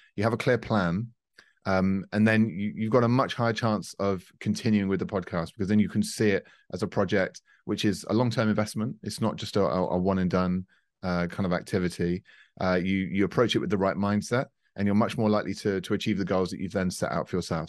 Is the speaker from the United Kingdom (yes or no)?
yes; United Kingdom; now in France; we're based in France, uh, but I'm a Brit, as you can tell